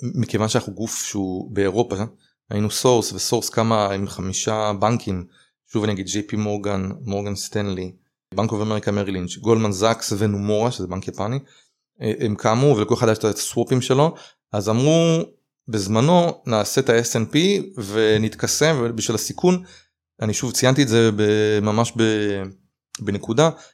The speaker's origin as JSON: {"language": "Hebrew", "country": "Israel", "said": "אני ישראלי"}